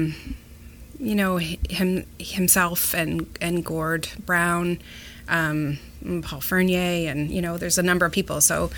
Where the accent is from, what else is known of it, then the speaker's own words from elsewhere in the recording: Mallorytown, Ontario, Canada; I have great memories growing up in Maury, like with friends in Maurytown